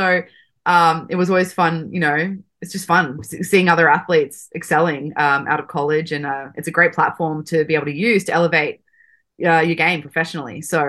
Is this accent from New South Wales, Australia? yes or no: yes; Sydney, New South Wales, Australia; moved away as an adult; also born or lived in Arizona; I am from Sydney, Australia.